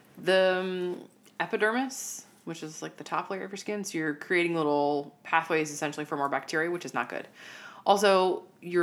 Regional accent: United States; we in the United States

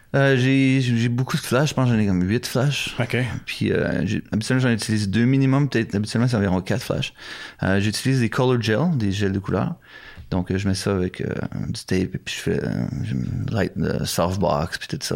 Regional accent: Canada; moved away as an adult; also born or lived in Ottawa; now in Japan; Je suis canadien

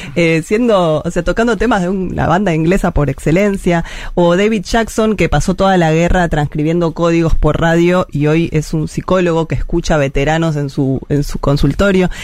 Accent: Argentina; como argentinos y argentinas

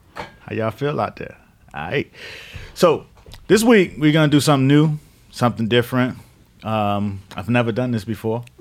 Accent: Miami, Florida, United States; I grew up in the Northwest side of Miami

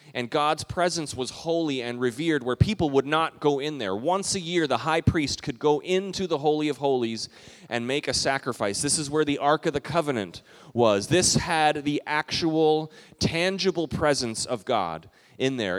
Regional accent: Calgary, Alberta, Canada; moved away; We took a road trip a few years ago to Western Canada, where I grew up in Calgary, Alberta, close to Banff

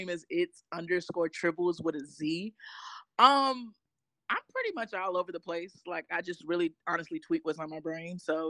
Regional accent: Charlotte, North Carolina, United States; also born or lived in Washington, D.C.; I'm originally from Charlotte, North Carolina. Well, I wasn't born here, but I've been here so long.

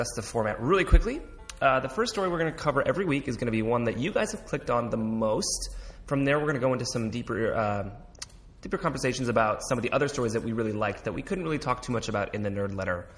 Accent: Midwest, United States; We're both from the Midwest part of the United States

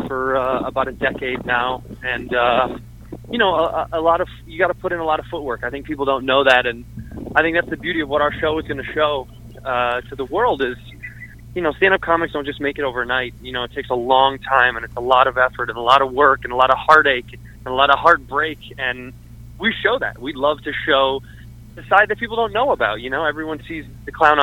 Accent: Chicago, Illinois, United States; now in Los Angeles, United States; I'm from Chicago, Illinois

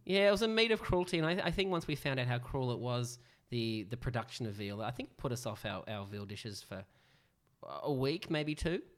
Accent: Sydney, New South Wales, Australia; we are from Northern Sydney

